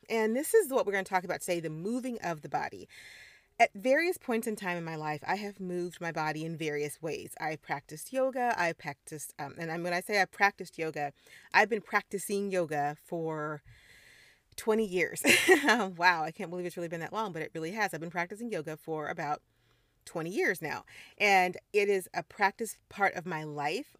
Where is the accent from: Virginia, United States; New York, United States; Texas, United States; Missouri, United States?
Missouri, United States; moved away; also born or lived in Caribbean; I'm a Midwestern girl, I grew up in Missouri